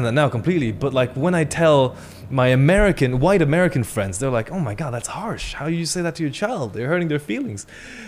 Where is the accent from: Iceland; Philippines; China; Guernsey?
China; moved away; the way I was raised in China as a kid